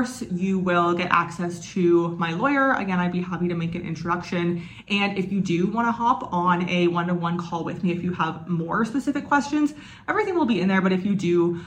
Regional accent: Canada; moved away; I am from Canada

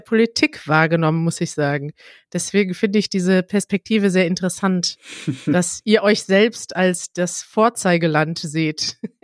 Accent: Germany; dass ich da als Deutsche

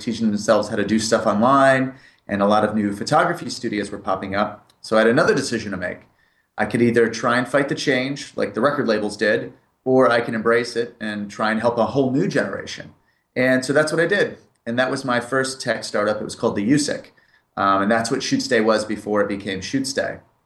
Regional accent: United Kingdom; moved away as an adult; also born or lived in Springfield, Massachusetts, United States; I moved to the United Kingdom when I was 8 years old and lived there till I was 18

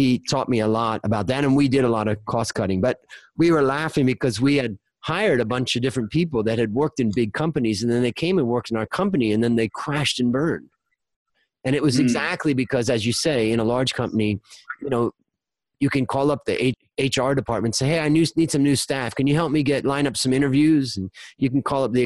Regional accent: Hudson, Ohio, United States; moved away as an adult; now in Thailand; We grew up outside of Cleveland in Little Hudson, Ohio

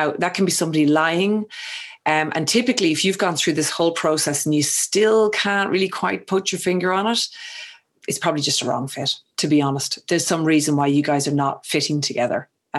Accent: Ireland; I mean, you know, you're English, I'm Irish. I have a habit of speaking too fast, you know, using slang or local vernacular that maybe somebody else mightn't understand.

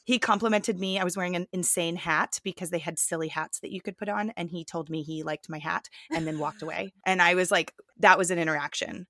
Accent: Plano, Texas, United States; I grew up in Plano

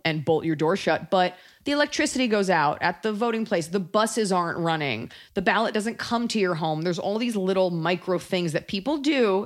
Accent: United States; as an American

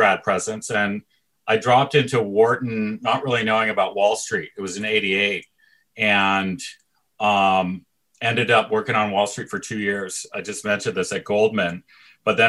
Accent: Toronto, Ontario, Canada; moved away as an adult; I'm from Toronto

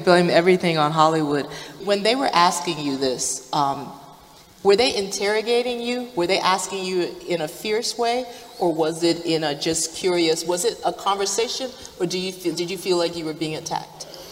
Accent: Liberia; moved away; I'm originally from Liberia

